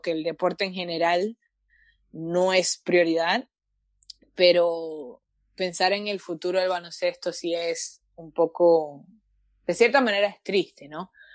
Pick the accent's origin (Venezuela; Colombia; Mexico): Venezuela; now in Canada; yo soy venezolana